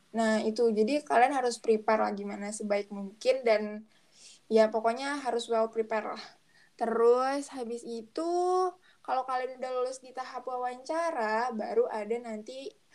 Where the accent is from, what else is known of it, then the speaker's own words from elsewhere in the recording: Batam, Riau Islands, Indonesia; aku kan dari Batam